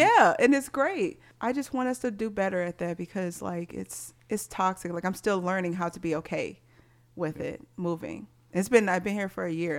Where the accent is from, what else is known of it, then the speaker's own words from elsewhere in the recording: Missouri, United States; growing up in Missouri